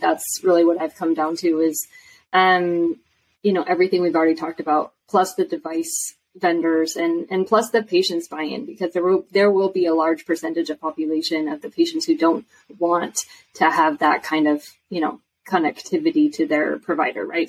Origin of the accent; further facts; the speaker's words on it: Washington, United States; I'm from Washington State